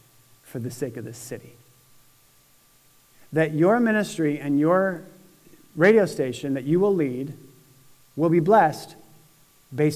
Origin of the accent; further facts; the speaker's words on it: Syracuse, New York, United States; now in Indianapolis, United States; when I was little growing up in Syracuse, New York